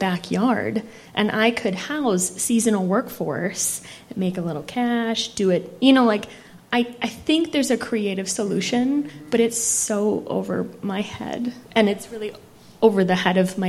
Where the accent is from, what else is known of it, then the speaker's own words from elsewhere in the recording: Hutchinson, Minnesota, United States; also born or lived in St. Paul, Minnesota; now in Ely, United States; I'm from Hutchinson, Minnesota, so I know rural